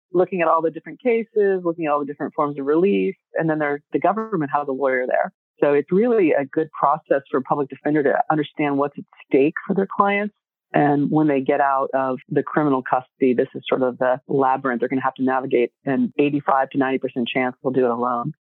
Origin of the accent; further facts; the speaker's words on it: Texas, United States; moved away; also born or lived in California; growing up in Texas, really seeing the need of our communities there